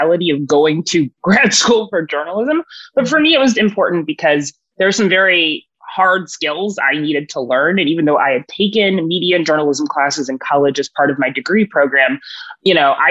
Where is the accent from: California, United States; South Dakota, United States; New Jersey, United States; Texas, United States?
Texas, United States; Houston; moved away as an adult; also born or lived in Washington; I grew up in Houston, Texas